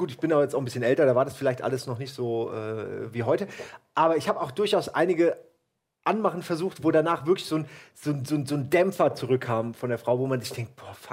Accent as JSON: {"language": "German", "town": "Wächtersbach", "region": "Hesse", "country": "Germany", "said": "ich komme aus"}